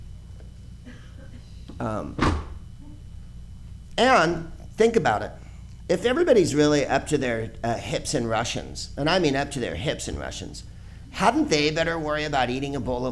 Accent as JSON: {"language": "English", "town": "San Carlos", "region": "California", "country": "United States", "said": "I'm a white person, and I'm from San Carlos, the whitest place on earth"}